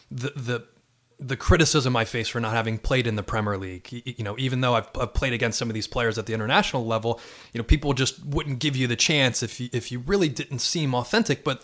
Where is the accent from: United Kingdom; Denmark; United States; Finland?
United States; Westport, Connecticut; also born or lived in Los Angeles; Next to my hometown in Connecticut. Yeah, yeah I grew up uh, two miles. Uh, two and a half miles from here, but we couldn't live there because uh, Westport's a small town